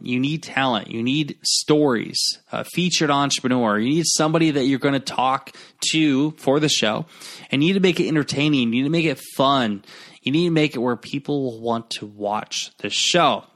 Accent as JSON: {"language": "English", "area": "Garnavillo", "region": "Iowa", "country": "United States", "tie": "born or raised there", "said": "my hometown, uh, where I'm recording now in Garnerville, Iowa."}